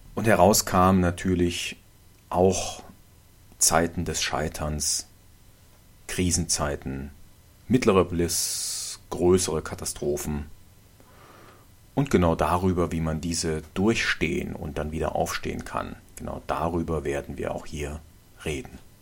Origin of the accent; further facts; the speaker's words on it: Germany; hier bei uns in Deutschland